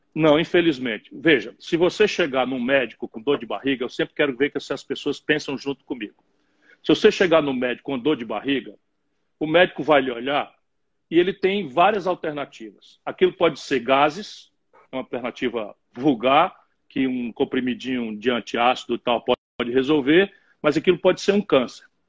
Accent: Sobral, Ceará, Brazil; also born or lived in Pindamonhangaba, São Paulo / Adamantina, São Paulo; Meu pai era, era prefeito em Sobral

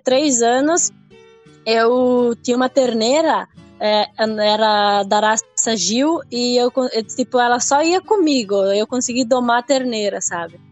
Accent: Seara, interior of Santa Catarina, Brazil; eu nasci ah, aqui em Ceará mesmo. Eu moro em Linha Berno, que seria a linha da minha cidade, né? Ah, tipo, eu nasci e me criei aqui onde eu moro

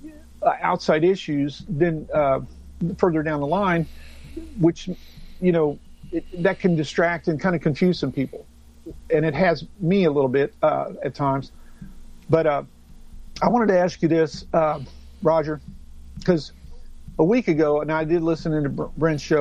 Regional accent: Tornado Alley, United States; I'm from Tornado Alley

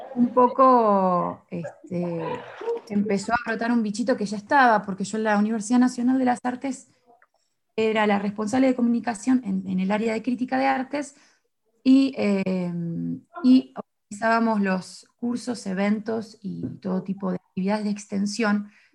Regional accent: Mar del Plata, Buenos Aires Province, Argentina; moved away as an adult; now in Paris, France; yo vengo de Mar del Plata

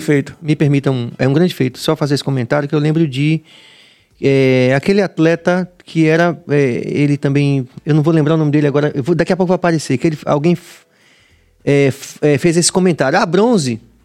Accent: Bahia, Brazil; como baianos e como brasileiros

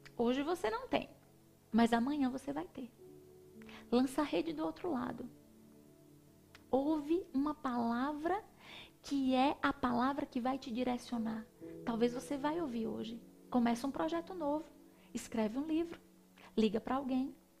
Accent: Northeast Region, Brazil; Como uma boa nordestina comendo um cuscuz com leite, um cuscuz com ovo

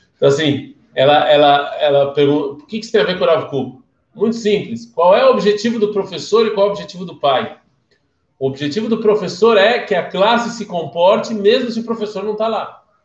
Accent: Brazil; Eu sou do Brasil

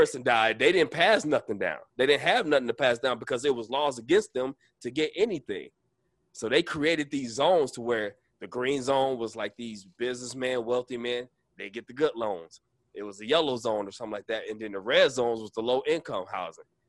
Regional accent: Arkansas, United States; We was born in Arkansas

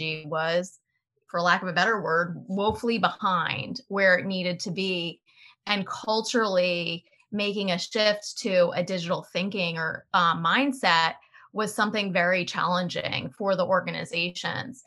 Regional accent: Delaware, United States; I grew up in Delaware and I went to the University of Delaware

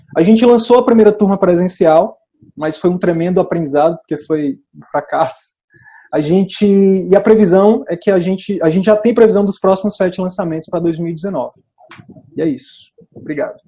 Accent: Picos, Piauí, Brazil; Eu sou de Picos, que é o interior do Piauí, sou de uma comunidade rural de Picos

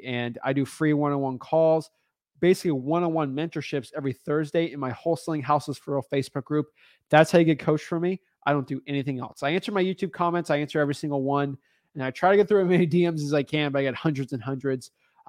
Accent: Miami Beach, Florida, United States; I'm from Miami Beach. Love Miami Beach.

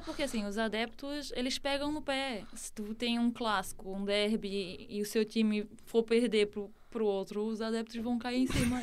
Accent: Santo Amaro da Imperatriz, Santa Catarina, Brazil; moved away as an adult; now in Portugal; Eu sou de Santa Catarina

